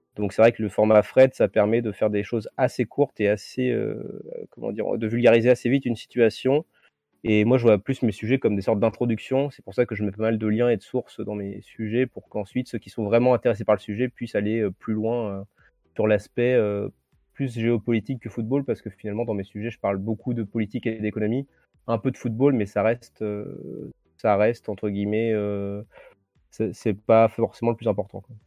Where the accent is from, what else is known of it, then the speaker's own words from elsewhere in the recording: Saint-Germain-de-Lusignan, Nouvelle-Aquitaine, France; dans mon patelin du coin. Donc c'était euh, à Saint-Germain-de-Lusignan, en Charente-Maritime